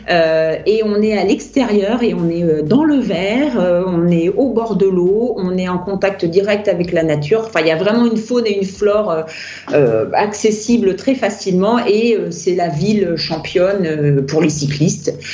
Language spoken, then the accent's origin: French; France; now in Austria; Moi, je suis française et je continue à traduire